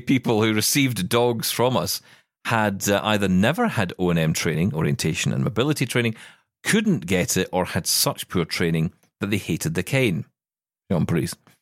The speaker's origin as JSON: {"language": "English", "region": "Scotland", "country": "United Kingdom", "said": "as a Scottish person"}